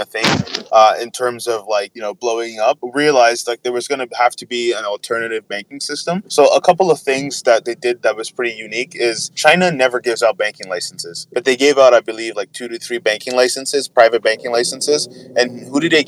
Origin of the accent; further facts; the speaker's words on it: Nigeria; as a Nigerian